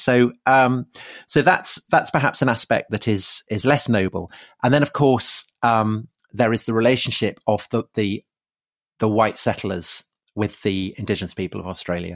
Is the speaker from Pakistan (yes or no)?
no; United Kingdom; being British